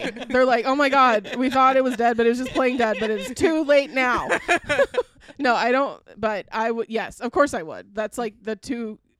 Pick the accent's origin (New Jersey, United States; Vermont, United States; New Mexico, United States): New Mexico, United States; eastern edge of; moved away; you see how it like very slightly goes on the edge into New Mexico there, and so like that's where I grew up.